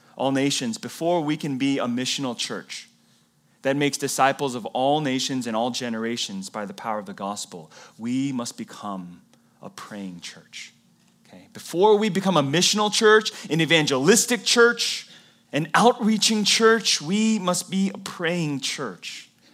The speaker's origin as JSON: {"language": "English", "region": "the Bible Belt", "country": "United States", "moved": "yes", "said": "I came from the Bible Belt"}